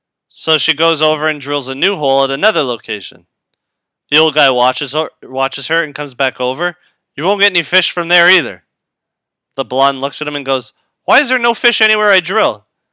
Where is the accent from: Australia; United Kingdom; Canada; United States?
United Kingdom; England; We're both English, right?